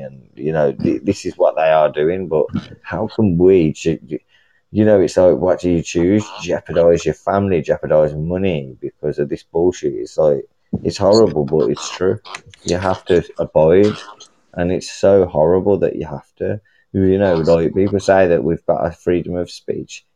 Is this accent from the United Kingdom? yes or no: yes; United Kingdom; I'm from the UK